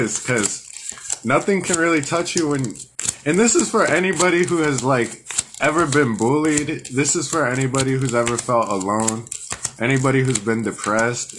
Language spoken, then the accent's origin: English; Albuquerque, New Mexico, United States; also born or lived in San Antonio, Texas; I was born in San Antonio, Texas, and raised in Albuquerque, New Mexico